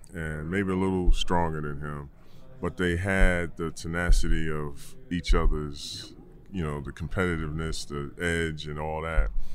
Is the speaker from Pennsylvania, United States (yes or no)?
no; New York, United States; I'm a New Yorker